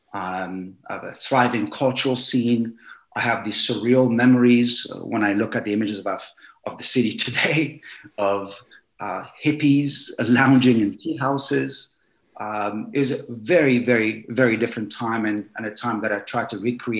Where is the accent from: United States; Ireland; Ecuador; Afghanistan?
Afghanistan; Kabul; moved away; I grew up there in Kabul in the 1970s